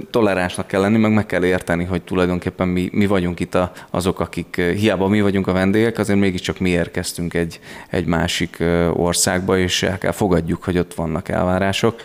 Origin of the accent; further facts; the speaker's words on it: Herend, Veszprém County, Hungary; also born or lived in Budapest; now in Budapest agglomeration, Hungary; egy nagyon kis településről, de világhírű településről származom, Herendről, minden családtagom porcelánfestőként, illetve a porcelán manufaktúra környékén tevékenykedő polgárként élte a hétköznapjait, amikor én gyerek voltam